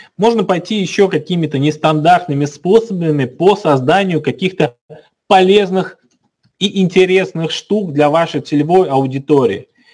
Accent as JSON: {"language": "Russian", "town": "Kazan", "region": "Tatarstan", "country": "Russia", "said": "Мы сами из Казани"}